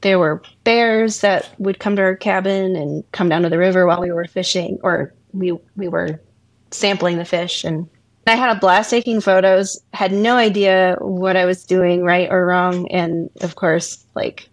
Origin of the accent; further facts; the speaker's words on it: Virginia, United States; now in Astoria, United States; I grew up in Virginia, but out on the coast on the Chesapeake Bay.